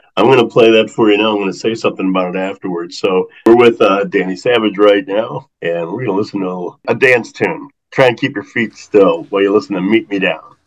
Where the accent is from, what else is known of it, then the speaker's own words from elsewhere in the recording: St. Louis, Missouri, United States; growing up in St. Louis, the blues just such a strong influence in my life.